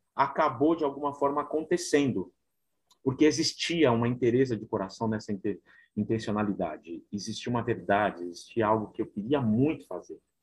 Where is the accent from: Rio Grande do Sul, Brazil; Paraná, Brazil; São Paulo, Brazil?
São Paulo, Brazil; Eu nasci na Assembleia de Deus, né? Uma igreja bem humilde na na região aqui de São Paulo, na zona sul de São Paulo, na cidade de Ademar